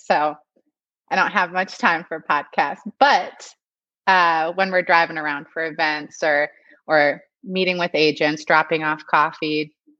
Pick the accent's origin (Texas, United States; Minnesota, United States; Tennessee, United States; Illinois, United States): Minnesota, United States; I'm from Minnesota